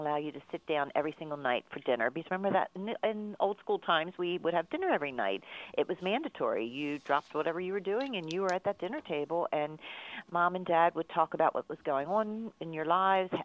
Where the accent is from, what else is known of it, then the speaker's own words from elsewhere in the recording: Baltimore, Maryland, United States; accent: Baltimore; my Baltimore accent